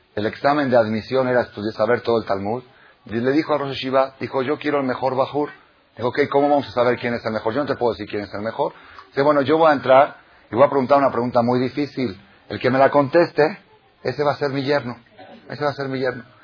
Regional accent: Buenos Aires, Argentina; moved away; En Buenos Aires, mi país natal

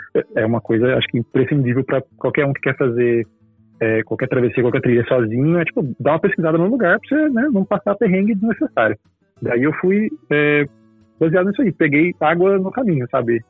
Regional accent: Goiânia, Goiás, Brazil; moved away as an adult; now in São Paulo, Brazil; eu sou de Goiânia e crescendo lá tal, eu cresci em igreja também e ia direto para acampamento.

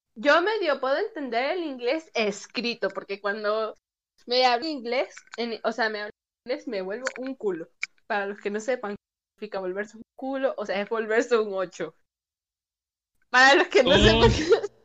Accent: Paraguaná Peninsula, Falcón, Venezuela; moved away; mi pueblo natal, porque sí, yo soy de pueblo, por así decirlo. Yo soy de la península de Falcón

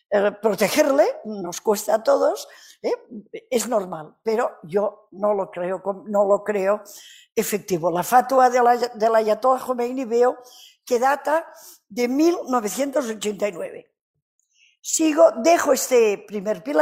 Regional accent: Canary Islands, Spain; accent: Canarian; Ya saben que yo no hablo castellano normalmente. Habrán notado mi acento canario, ¿verdad?

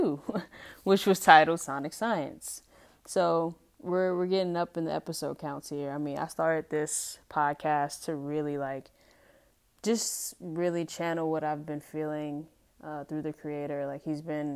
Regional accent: United States; as an adult growing up in America and obviously being Black, being African-American

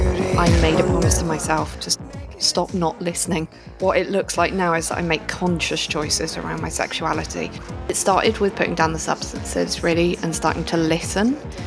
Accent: United States; It's not a good time in the world to be identifying as American.

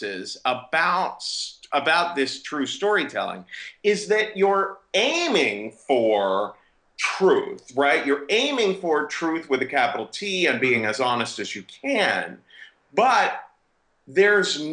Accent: Cincinnati, Ohio, United States; moved away as an adult; also born or lived in New York City; I'm from Cincinnati, Ohio

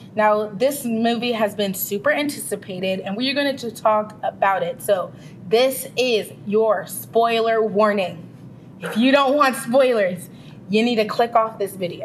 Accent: Ghana; I'm Ghanaian, West African

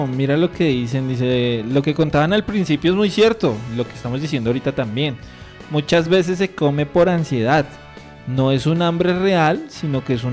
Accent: Pasto, Nariño, Colombia; yo soy pastuso.

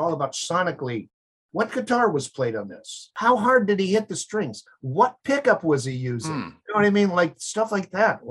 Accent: South Dakota, United States; moved away; I was born in South Dakota. And it became very apparent that if you really wanted to try to do this music thing, the first thing you had to do is get out of South Dakota

